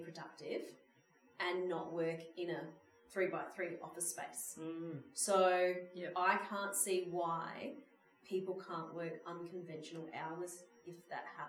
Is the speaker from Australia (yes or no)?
yes; Mount Gambier, South Australia, Australia; moved away as an adult; my hometown